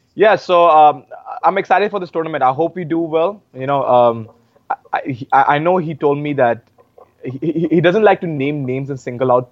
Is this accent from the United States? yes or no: no; Uttar Pradesh, India; She's from my home state of UP.